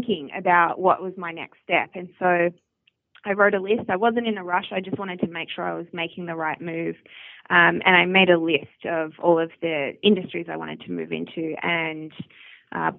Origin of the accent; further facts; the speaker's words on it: Australia; moved away as an adult; also born or lived in Melbourne, Australia; growing up in Australia, particularly in the outback, I was my primary school had 120 kids total